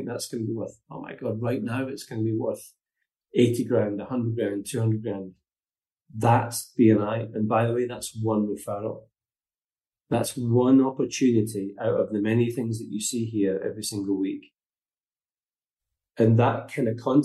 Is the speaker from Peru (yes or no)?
no; Glasgow, Scotland, United Kingdom; moved away as an adult; also born or lived in North West England; now in Portugal; I'm from Glasgow, working class kid